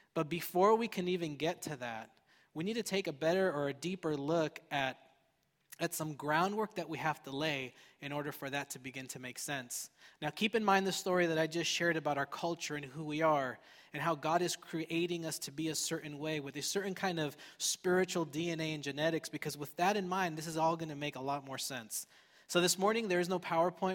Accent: Fullerton, California, United States; I grew up in Fullerton

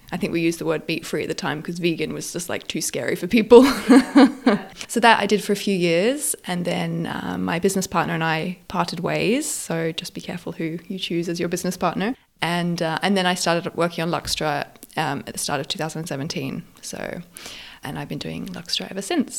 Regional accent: Australia; moved away as an adult; also born or lived in France / Geneva, Switzerland / London, United Kingdom; I grew up in Australia. I moved to Europe when I was 20, to France, where I did finished my bachelor and then did my master's there. I was offered a job in Switzerland, so I moved to Switzerland for a few years.

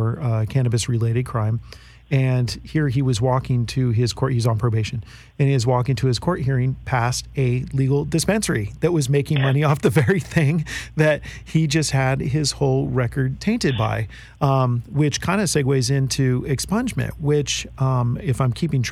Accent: Marin County, Bay Area, California, United States; Marin County, where I grew up in the Bay Area

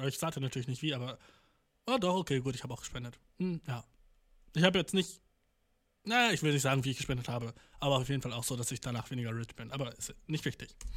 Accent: Germany; als Deutscher

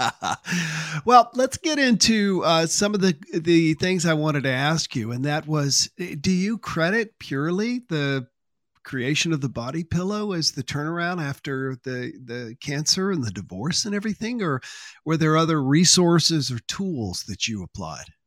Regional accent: Columbia, South Carolina, United States; also born or lived in Manning, South Carolina; I was born in Manning, South Carolina, and grew up in Columbia, South Carolina.

